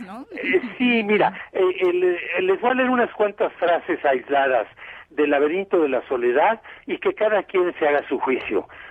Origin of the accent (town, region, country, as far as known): Mexico